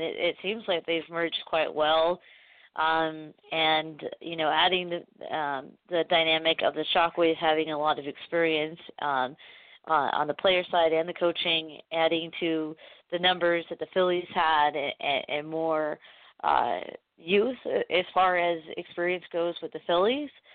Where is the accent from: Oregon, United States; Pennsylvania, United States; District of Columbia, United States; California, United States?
Oregon, United States; Portland; I'm from Portland